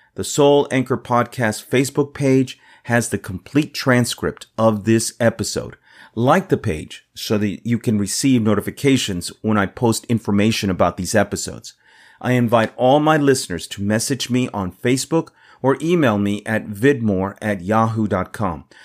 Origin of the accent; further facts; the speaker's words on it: United States; also born or lived in Tennessee; I am an American public school teacher